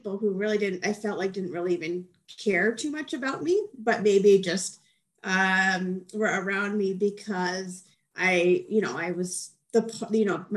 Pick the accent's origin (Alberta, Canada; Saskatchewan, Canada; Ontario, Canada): Alberta, Canada; Edmonton; I moved back to my hometown, which is Edmonton, Alberta